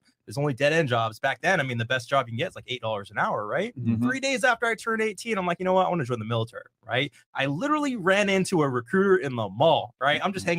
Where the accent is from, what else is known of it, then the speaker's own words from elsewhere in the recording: Bay Area, California, United States; So I'm East African, Eritrean, right? Small community, small little country in East Africa, right? Yeah. So born and raised in the Bay Area. So I'm used to diversity, right?